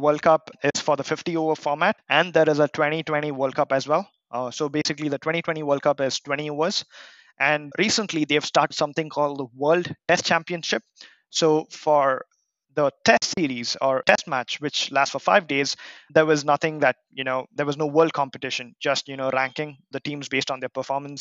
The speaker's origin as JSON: {"language": "English", "town": "Bangalore", "region": "Karnataka", "country": "India", "tie": "born or raised there", "said": "my team is my hometown. It's called Royal Challengers of Bangalore."}